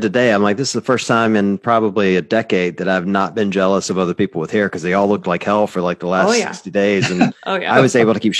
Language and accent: English; Tupelo, Mississippi, United States; throwing down at the gym there in Tupelo, Mississippi, which is my hometown.